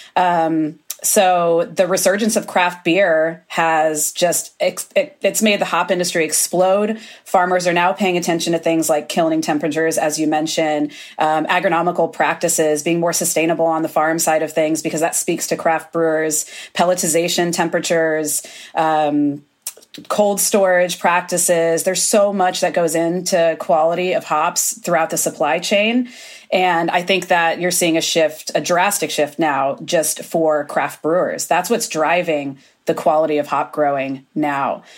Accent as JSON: {"language": "English", "region": "Florida", "country": "United States", "moved": "yes", "lives_now": "Oregon, United States", "said": "I come from Florida originally"}